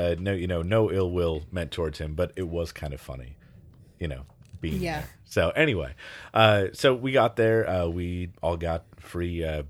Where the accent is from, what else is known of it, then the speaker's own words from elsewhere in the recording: Wisconsin, United States; Chicago is an area that I know pretty well, considering I was